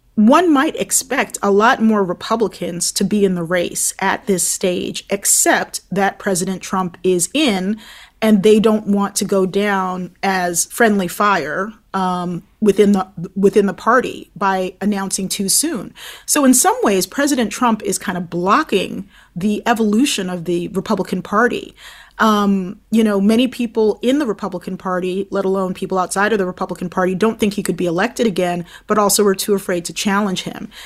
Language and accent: English; Baltimore, Maryland, United States; now in Brooklyn, New York, United States; my hometown